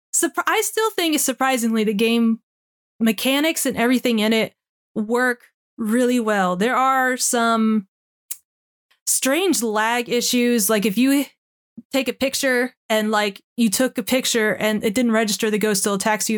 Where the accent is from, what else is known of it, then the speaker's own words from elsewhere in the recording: United States; I'm American